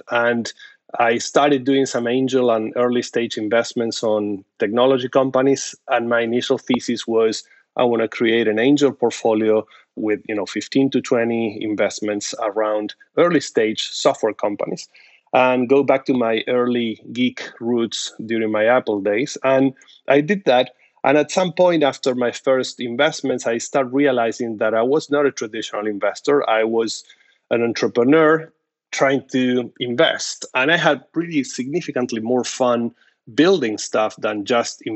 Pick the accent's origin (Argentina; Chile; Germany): Argentina; moved away as an adult; now in United States; I'm originally from Argentina